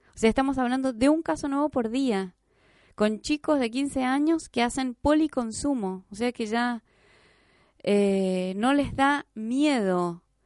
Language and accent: Spanish; Jáchal, San Juan, Argentina; yo siempre cuento que yo vengo del interior, vengo de Hachal